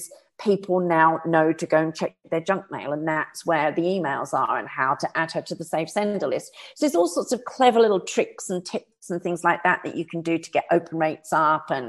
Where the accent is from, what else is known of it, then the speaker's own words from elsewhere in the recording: United Kingdom; I'm a Brit.